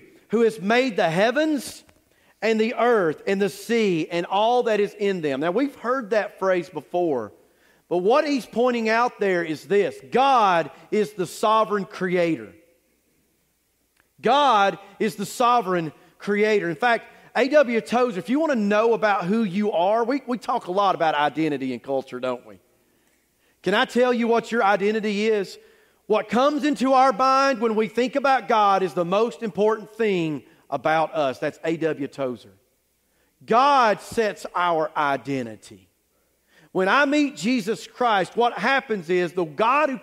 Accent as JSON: {"language": "English", "country": "United States", "tie": "born or raised there", "said": "I grew up on Jotham Down Road in North Forsyth"}